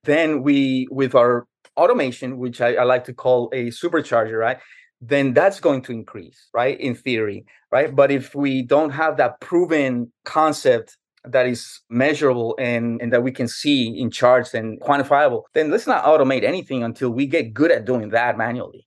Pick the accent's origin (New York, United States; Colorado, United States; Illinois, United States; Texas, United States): New York, United States; New York City; now in Jacksonville, United States; I grew up in New York City, and for 15 years, I endured the brutal winter cold of New York.